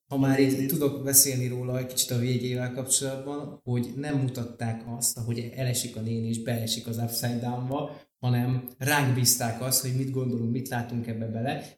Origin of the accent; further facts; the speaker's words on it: Budapest, Hungary; én a nyolc kerben nőttem föl